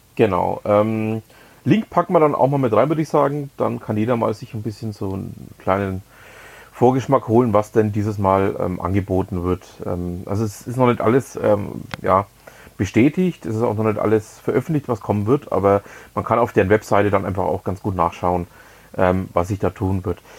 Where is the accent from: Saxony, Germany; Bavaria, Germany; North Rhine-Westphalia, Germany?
Bavaria, Germany; Nuremberg; moved away; also born or lived in Lower Franconia; ich bin ja gebürtiger Nürnberger